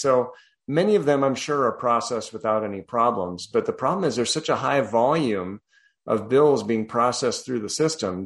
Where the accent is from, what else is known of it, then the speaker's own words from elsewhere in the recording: Colorado, United States; also born or lived in New Jersey; now in Texas, United States; I'm originally from Colorado